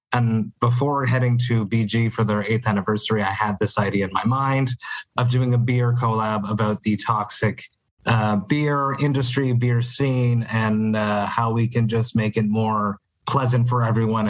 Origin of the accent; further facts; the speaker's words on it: Montreal, Quebec, Canada; I'm from Montreal.